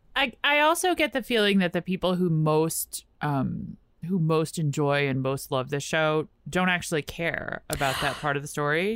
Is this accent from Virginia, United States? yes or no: yes; Richmond, Virginia, United States; now in Washington, D.C., United States; I grew up in Richmond